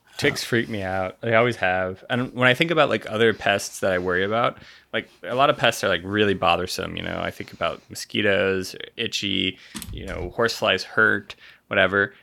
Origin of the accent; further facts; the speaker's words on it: Nebraska, United States; growing up in Nebraska